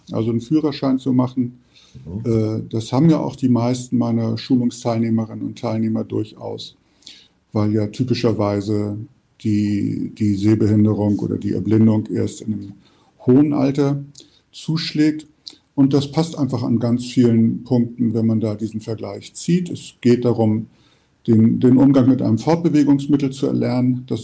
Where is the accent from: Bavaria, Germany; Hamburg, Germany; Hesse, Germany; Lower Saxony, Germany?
Hamburg, Germany; also born or lived in Düren; Ich sitze gerade in meiner Heimatstadt, dem schönen Hamburg, im Fenster meines Büros.